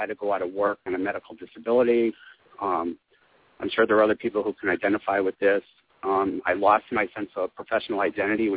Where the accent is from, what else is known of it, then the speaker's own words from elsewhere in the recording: Springfield, Massachusetts, United States; moved away; also born or lived in New York City; I decided to move from New York City back to my hometown, Springfield, Massachusetts.